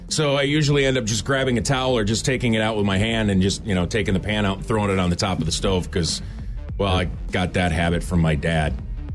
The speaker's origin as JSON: {"language": "English", "region": "Minnesota", "country": "United States", "tie": "born or raised there", "also_born_or_lived": "Twin Cities, Minnesota / outside St. Paul, Minnesota", "said": "I'm from Minnesota. I grew up in the Twin Cities for a little bit."}